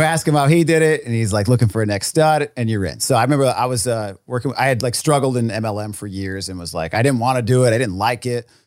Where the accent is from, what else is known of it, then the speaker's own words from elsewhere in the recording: Rhode Island, United States; I was from Rhode Island. There was, like, nobody had any money.